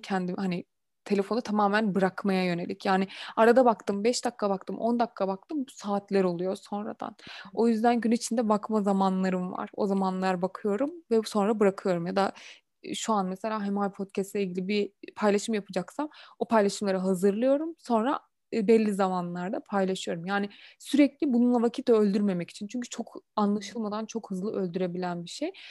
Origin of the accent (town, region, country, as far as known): Turkey; also born or lived in Germany